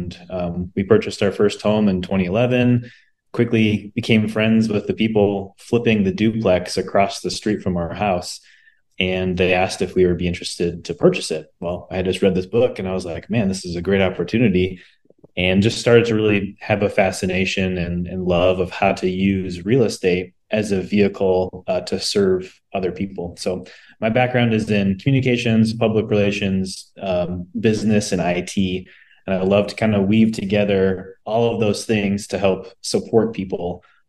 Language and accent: English; Waukesha, Wisconsin, United States; now in Minneapolis, United States; I'm from the Minneapolis, St. Paul area. Lived here for the last 20 years. Came from Waukesha, Wisconsin.